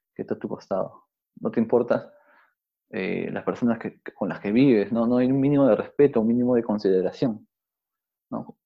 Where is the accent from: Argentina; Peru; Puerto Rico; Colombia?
Peru; cómo somos los peruanos, cómo nos comportamos